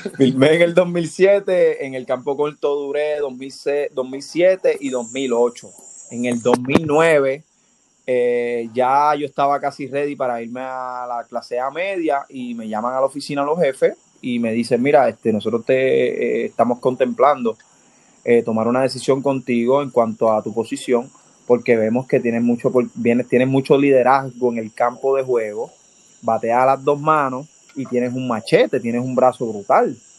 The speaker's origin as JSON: {"language": "Spanish", "town": "Dorado", "country": "Puerto Rico", "tie": "born or raised there", "also_born_or_lived": "Bayamón", "said": "yo nací en Bayamón el 28 de marzo del 90. Eh, me crié en, en, lo que le dicen el casco urbano de Dorado"}